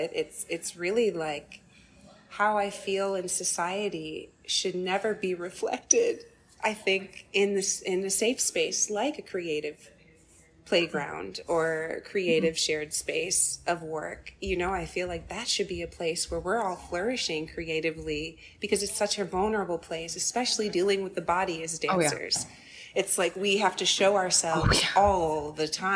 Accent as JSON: {"language": "English", "town": "Chicago", "region": "Illinois", "country": "United States", "tie": "born or raised there", "said": "I was born in Chicago and grew up on the South Side"}